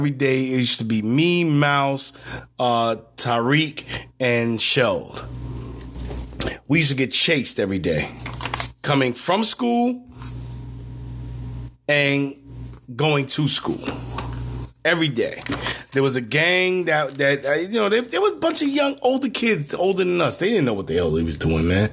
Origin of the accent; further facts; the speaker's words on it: New York City, New York, United States; Growing up in Brownsville, Brooklyn, I heard gunshots every night